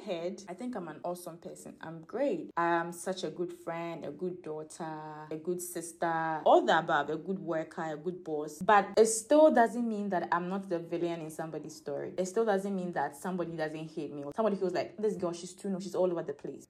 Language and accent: English; Ghana; my upbringing as a Ghanaian, as an African.